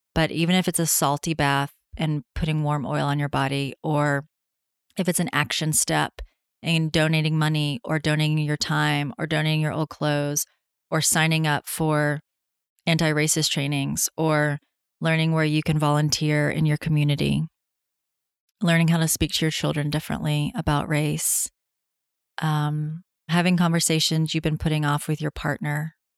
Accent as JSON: {"language": "English", "region": "Tennessee", "country": "United States", "tie": "born or raised there", "said": "being home in my home state of Tennessee"}